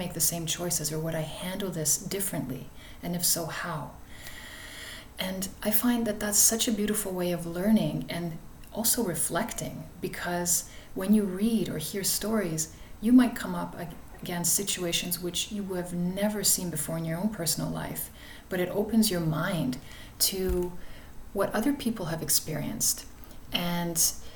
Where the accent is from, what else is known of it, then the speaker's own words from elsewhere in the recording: Toronto, Ontario, Canada; I grew up in Flemington Park in Toronto